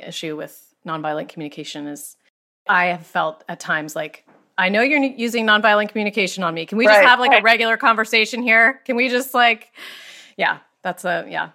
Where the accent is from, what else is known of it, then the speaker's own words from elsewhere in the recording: Pennsylvania, United States; I'm from Pennsylvania